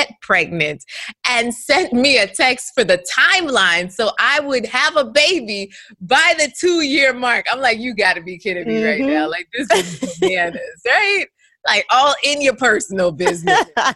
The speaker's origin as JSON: {"language": "English", "region": "New York", "country": "United States", "tie": "born or raised there", "moved": "as an adult", "lives_now": "South Florida, United States", "said": "I'm a New Yorker by raised"}